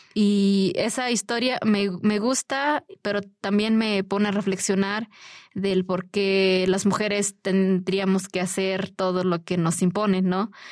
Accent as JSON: {"language": "Spanish", "region": "Puebla", "country": "Mexico", "said": "Yo soy de una comunidad totonaca de la Sierra Nororiental del estado de Puebla."}